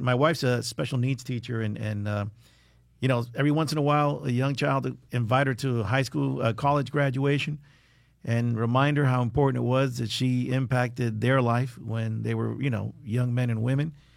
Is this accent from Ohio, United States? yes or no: no; South Florida, United States; growing up in South Florida, it's, you know, I'm a big believer that this is paradise